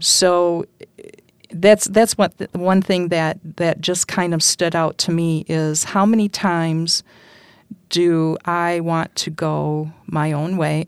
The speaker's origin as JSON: {"language": "English", "town": "Holland", "region": "Michigan", "country": "United States", "tie": "born or raised there", "also_born_or_lived": "West Olive, Michigan", "said": "born and raised in Holland, on the north side"}